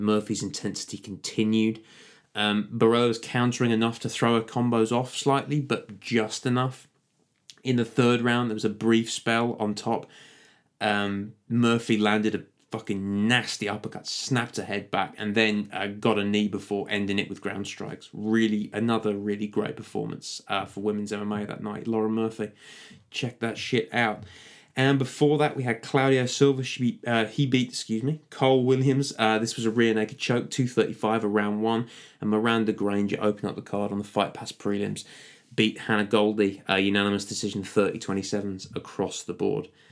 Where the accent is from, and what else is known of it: United Kingdom